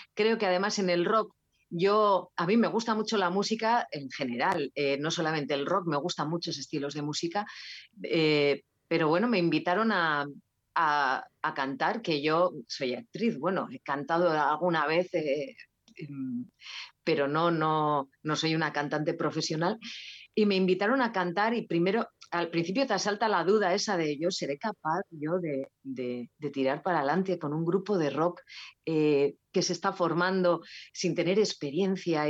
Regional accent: Basque Country, Spain; Euskal Herria, que es de donde soy, del País Vasco.

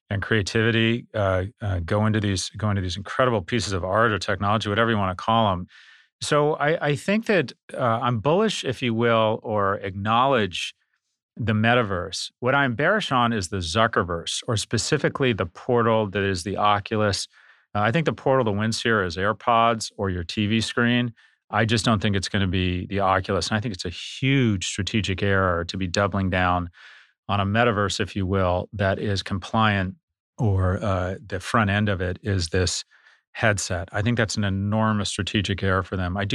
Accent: New York, United States; Well, I'm … from New York.

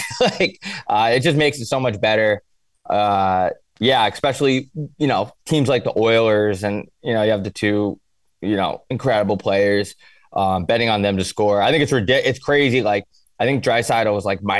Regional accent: New York, United States; I'm from New York

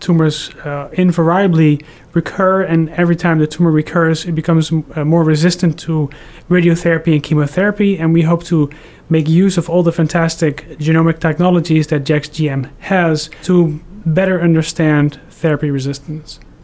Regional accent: Netherlands; moved away; also born or lived in Houston, Texas; I'm originally from the Netherlands, but I just moved here from Houston, Texas

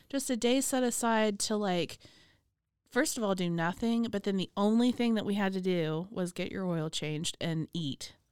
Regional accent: Waco, Texas, United States; also born or lived in Austin; even moving back to Waco, when I came back from Austin, I had my parents' old house

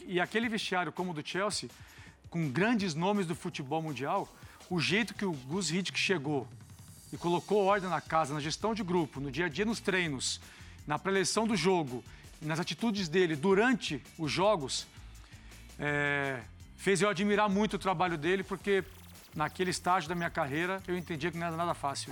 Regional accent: Cascavel, Paraná, Brazil; moved away; sou lá de Cascavel, interior do Paraná

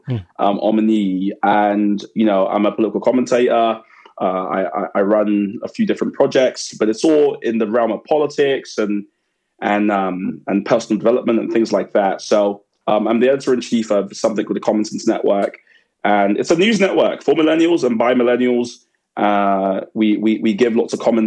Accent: London, United Kingdom; I grew up in Woolwich, so. Woolwich Arsenal.

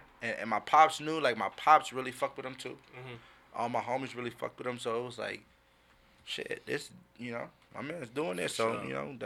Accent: Compton, California, United States; moved away; also born or lived in White Center, Washington; I grew up in Compton. In the, you know, L.A. area, moved to White Center, the Seattle area

